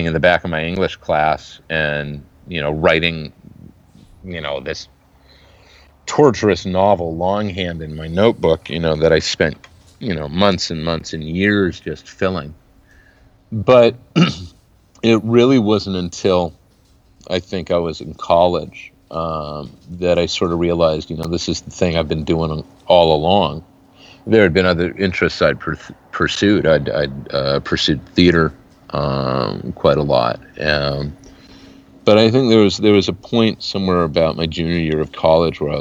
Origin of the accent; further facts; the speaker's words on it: Salinas, California, United States; moved away as an adult; also born or lived in San Francisco, California / Poughkeepsie, New York / Los Angeles, California / Eugene, Oregon; now in Portland, United States; I was born in San Francisco, but I grew up in the Salinas Valley, Salinas, Monterey